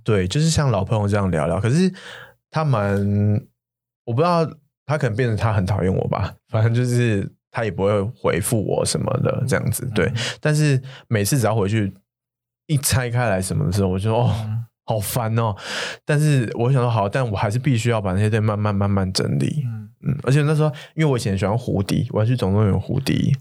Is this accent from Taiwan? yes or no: yes; Taiwan; 我是台湾人